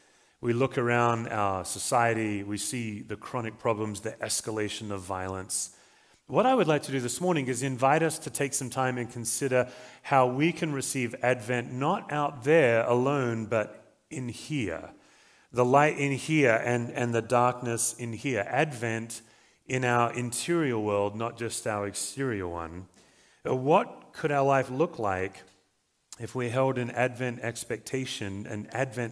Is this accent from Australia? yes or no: yes; Australia; now in Colorado, United States; I'm an Australian, as you can probably tell, but I do live in Colorado